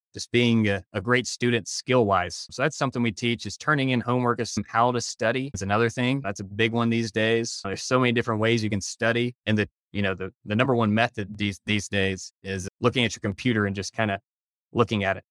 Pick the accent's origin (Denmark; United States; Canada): United States; Decatur, Alabama; moved away as an adult; also born or lived in Charlotte, North Carolina; now in Jackson Hole, United States; Originally, I'm from Decatur, Alabama, another one of those southern transplants out here. Grew up there